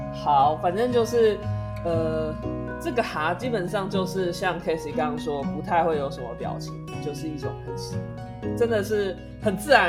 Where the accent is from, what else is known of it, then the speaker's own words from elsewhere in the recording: Taiwan; 台湾人这种怎么讲，就是有这种语助词，其实也更能够表达出我们的情绪吧。